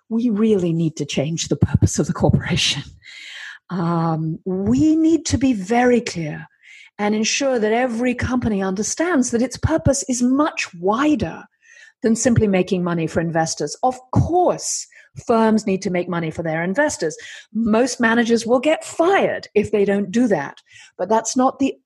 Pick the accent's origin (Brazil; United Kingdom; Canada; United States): United Kingdom; I'm British and female